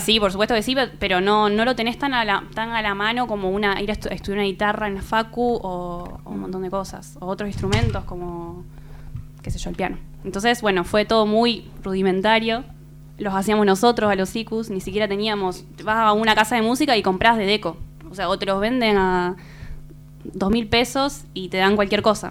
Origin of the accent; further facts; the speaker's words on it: Rosario, Santa Fe, Argentina; moved away as an adult; yo soy de Rosario, Santa Fe